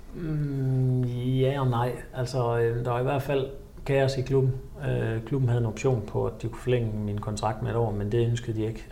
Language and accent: Danish; Ølgod, Southern Denmark, Denmark; moved away as an adult; also born or lived in Nuremberg; i min hjemby Ølgod